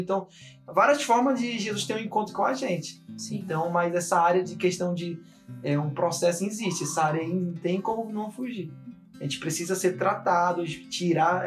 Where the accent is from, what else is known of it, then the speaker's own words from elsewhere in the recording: Belém, Pará, Brazil; eu nasci em Belém